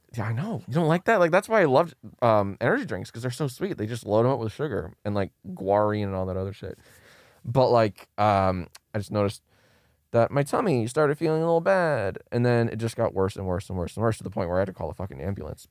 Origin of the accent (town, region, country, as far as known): Maryland, United States; moved away as an adult; now in Los Angeles, United States